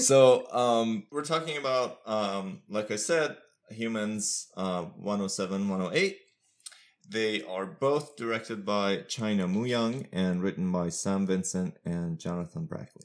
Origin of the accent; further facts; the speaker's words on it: Iran; also born or lived in United States; now in Pittsburgh, United States; I'm from Iran originally, but I've lived most of my adult life in the U S.